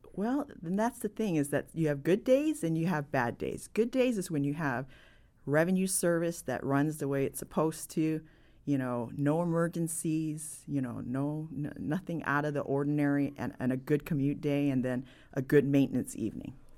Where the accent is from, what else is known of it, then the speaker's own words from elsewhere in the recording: San Francisco, California, United States; I'm born and raised in San Francisco